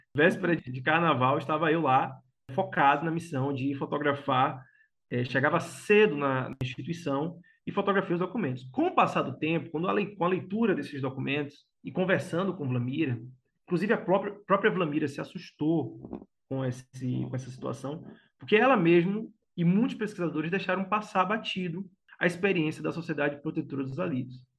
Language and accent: Portuguese; Salvador, Bahia, Brazil; moved away as an adult; also born or lived in Cruz das Almas / Feira de Santana; now in Santo Antônio de Jesus, Brazil; nasci em Salvador, apesar de hoje morar no recôncavo baiano, né? Nascido e criado em Cajazeiras, a minha quebrada era Cajazeiras